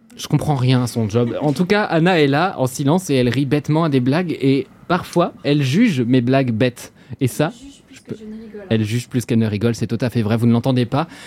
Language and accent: French; Normandy, France; je suis normand et j'utilise clencher comme un verbe.